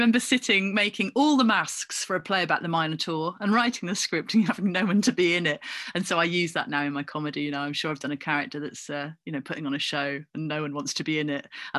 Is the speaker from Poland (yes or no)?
no; Coventry, West Midlands, United Kingdom; born there; Although I don't really feel like I've got much claim to it because I was born in Coventry.